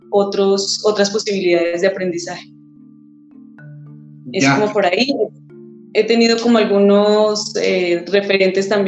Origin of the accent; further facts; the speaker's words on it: Zipaquirá, Cundinamarca, Colombia; soy de Zipaquirá, Cundinamarca.